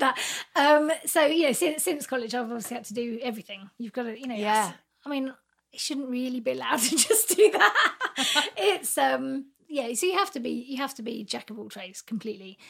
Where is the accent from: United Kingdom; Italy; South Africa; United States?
United Kingdom; Reading, South East England; I grew up in Reading